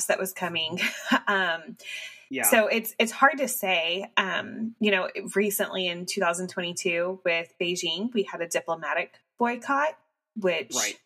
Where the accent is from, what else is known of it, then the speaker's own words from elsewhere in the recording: United States; growing up in the United States